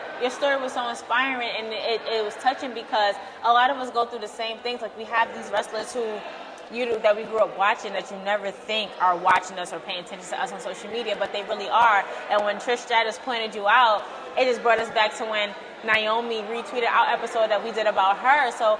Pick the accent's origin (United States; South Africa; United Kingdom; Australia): United States; Brooklyn, New York; New York welcomes you. I'm from Brooklyn. We're in Brooklyn, so you're good with me.